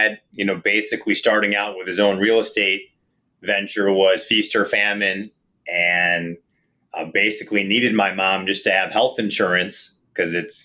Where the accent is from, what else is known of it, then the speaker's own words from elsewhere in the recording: Saline, Michigan, United States; also born or lived in Ann Arbor, Michigan; I'm in Ann Arbor and grew up in Saline and find this to be home.